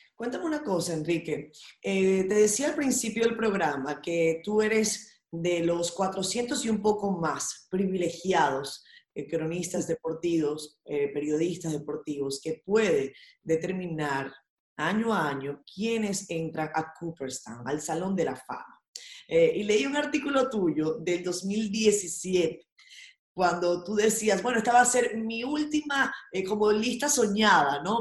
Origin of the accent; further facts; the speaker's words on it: Venezuela; now in Dominican Republic; mi infancia navideña venezolana